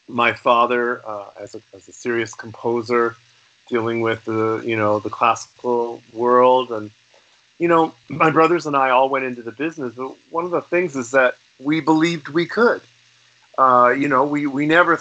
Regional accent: Toronto, Ontario, Canada; also born or lived in Los Angeles; here in Toronto when I was a kid. I grew up downtown in the Annex

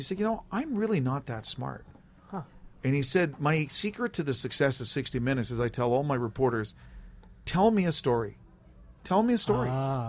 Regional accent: Canada; And as a Canadian, I don't want the nation ever to forget that, yes, we're peacekeepers, but we also have warriors in this country.

